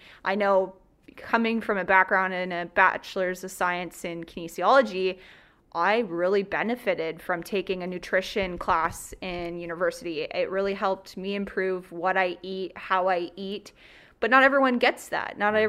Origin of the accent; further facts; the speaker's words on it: Brussels, Ontario, Canada; Brussels, Ontario. Woo. So when I went to university, people thought when I said Brussels that I was Brussels, Belgium. Wow. Not Belgium. Brussels, Ontario, Huron County.